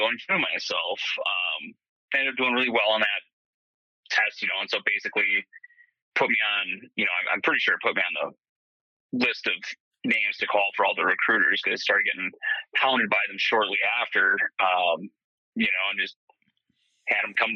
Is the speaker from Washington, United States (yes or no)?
no; Tomah, Wisconsin, United States; I grew up in a small town in west central Wisconsin called Toma